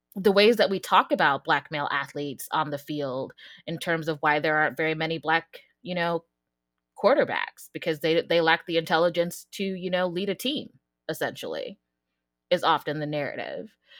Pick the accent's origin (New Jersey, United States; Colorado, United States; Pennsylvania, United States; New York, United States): Colorado, United States; Denver; moved away as an adult; also born or lived in Pittsburgh / Texas; now in Virginia, United States; I'm from Colorado, from Denver